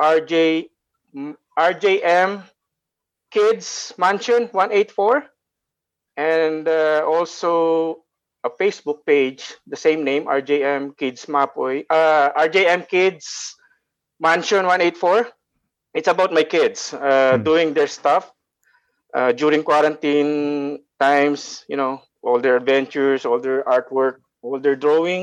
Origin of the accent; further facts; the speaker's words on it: Santa Rosa, Central Luzon, Philippines; moved away as an adult; also born or lived in Bulacan; now in Calgary, Canada; I am originally from Nueva Ecija, Santa Rosa, Nueva Ecija, Philippines.